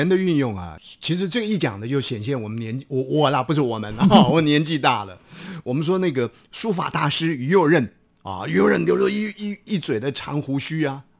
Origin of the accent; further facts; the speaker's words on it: Taiwan; accent: Minnan; first language Minnan; 孔子在闽南话，我们的家乡话里面，我们都加上一个公